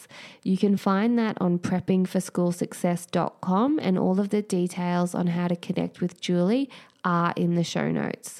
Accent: Queensland, Australia; now in New South Wales, Australia; I grew up in Queensland

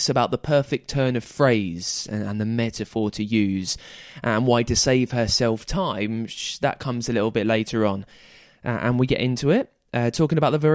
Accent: United Kingdom; I'm British.

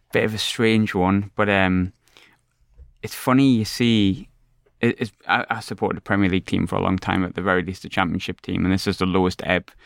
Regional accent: South Shields, North East England, United Kingdom; moved away as an adult; also born or lived in Southwick, Sunderland; now in Scotland; I was brought up in Shields. I'm, I'm a Sunderland boy, I'm a Southwark boy, but I was brought up in Shields from the age of pff, four or five.

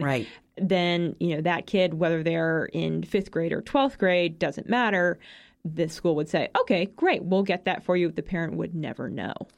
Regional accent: Massachusetts, United States; My home state of Massachusetts

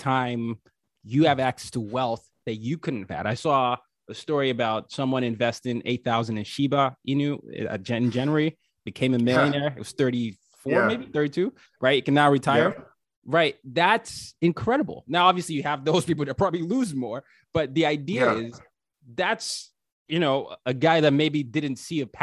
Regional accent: Nigeria; now in New York City, United States; me being Nigerian

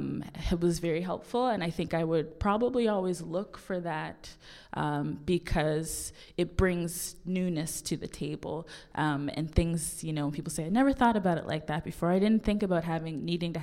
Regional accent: Halifax, Nova Scotia, Canada; we're both from the North End

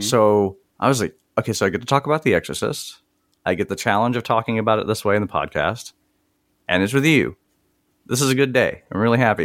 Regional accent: Mississippi, United States; I'm from Mississippi

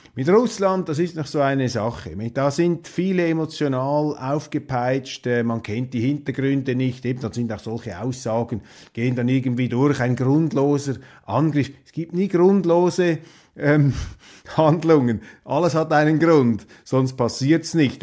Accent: Switzerland; für mich jetzt als Schweizer, als Neutraler

